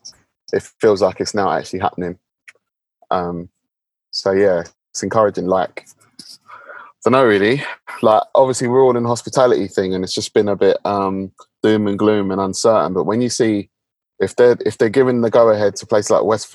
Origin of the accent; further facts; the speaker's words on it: London, United Kingdom; I'm from London